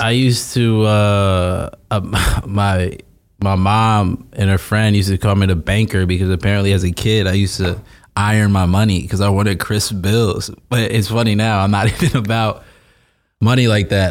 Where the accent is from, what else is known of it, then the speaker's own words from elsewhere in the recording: South Orange, New Jersey, United States; South Orange, New Jersey, nine seven three